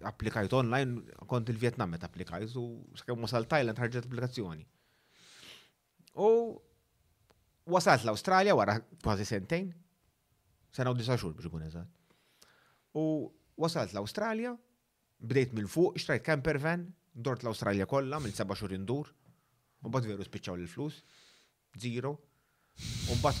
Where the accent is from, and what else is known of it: Malta